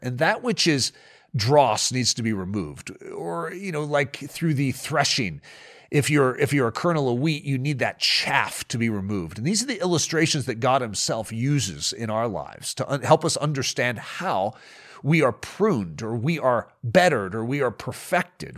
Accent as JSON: {"language": "English", "country": "United States", "said": "I'm from America"}